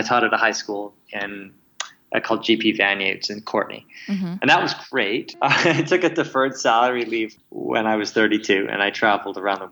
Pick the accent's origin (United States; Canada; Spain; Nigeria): Canada; Kamloops, British Columbia; moved away as an adult; also born or lived in Victoria, Canada / Comox, Canada; I grew up in Kamloops, British Columbia